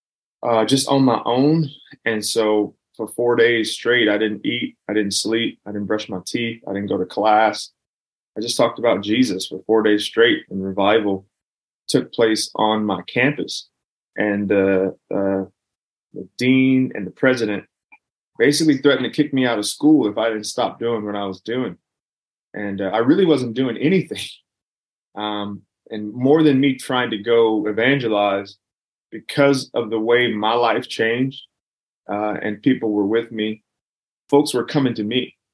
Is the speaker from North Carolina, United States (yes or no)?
no; Los Angeles, California, United States; I grew up in South Central, and I'm like the bottom of South Central as far as you can go